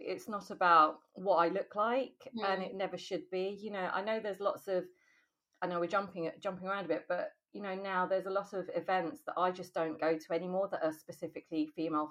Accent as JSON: {"language": "English", "region": "London", "country": "United Kingdom", "tie": "born or raised there", "said": "I grew up in South London, and I went to school in South London"}